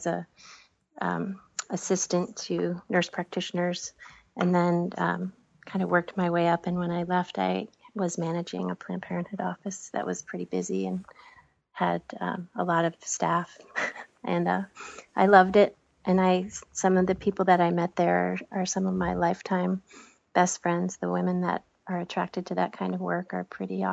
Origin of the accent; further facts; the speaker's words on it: Bar Harbor, Maine, United States; also born or lived in Portland, Maine; I grew up here outside of Bar Harbor, which is on the other side of the island